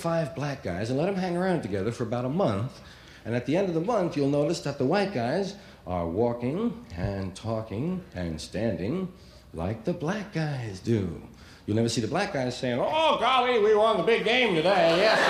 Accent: New York, United States; And we'd call our little neighborhood White Harlem, because it sounded bad, you know? Where are you from? White Harlem. Hey. Sound tough, sound down. The real name was Morningside Heights.

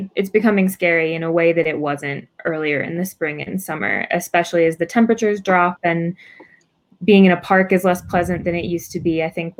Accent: Texas, United States; also born or lived in New York City; now in Santa Fe, United States; I am actually a Texas native myself

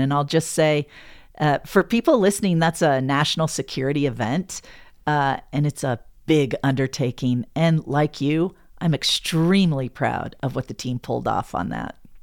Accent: Havre, Montana, United States; moved away as an adult; also born or lived in Shelby, Montana / Bozeman, Montana; now in Denver, United States; I grew up in Havert, Montana

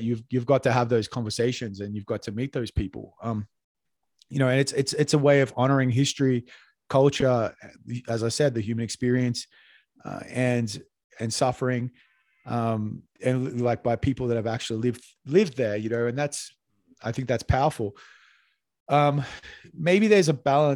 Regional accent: Australia; now in Bogota, Colombia; as an Australian

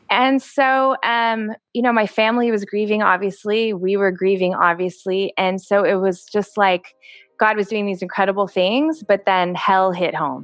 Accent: Texas, United States; my cousin Cameron, who, um, I grew up with in Texas

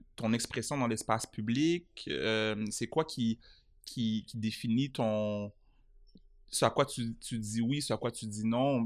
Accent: Montreal, Quebec, Canada; j'ai grandi à Montréal

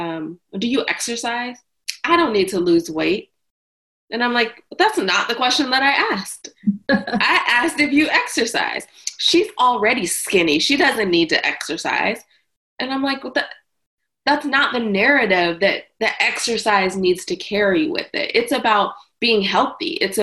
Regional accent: the South, United States; I'm from the South

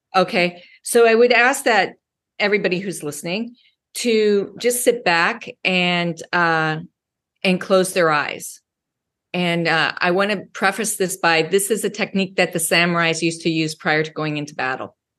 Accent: United States; also born or lived in Wyoming / Colorado; I grew up in Wyoming and Colorado.

